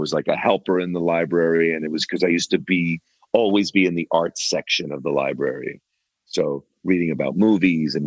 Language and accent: English; New Jersey, United States; Where I grew up in New Jersey, there were a lot of factories, industry there